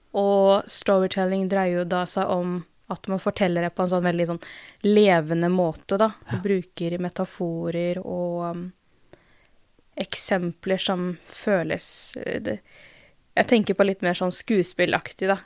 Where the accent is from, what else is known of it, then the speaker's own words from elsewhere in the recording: Drammen, Buskerud, Norway; jeg er jo født og oppvokst i Drammen, og så har jeg foreldre fra India